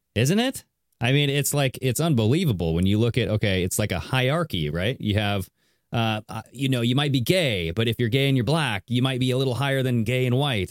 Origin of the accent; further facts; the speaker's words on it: Southern Washington, United States; I am from Southern Washington as well